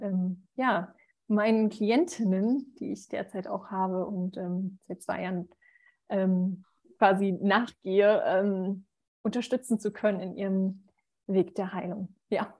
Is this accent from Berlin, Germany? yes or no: yes; Berlin, Germany; Ich bin 33, ähm, gebürtige Berlinerin.